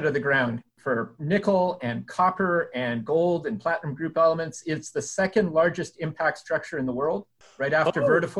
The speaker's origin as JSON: {"language": "English", "town": "Sudbury", "region": "Ontario", "country": "Canada", "tie": "born or raised there", "moved": "yes", "said": "Born and raised in Sudbury, Ontario, Canada"}